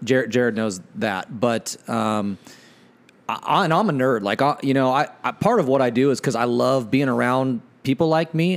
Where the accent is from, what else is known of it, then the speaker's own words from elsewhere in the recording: Ephrata, Washington, United States; grew up in, uh, uh, the big city of Ephrata, Washington, which is like seven thousand people.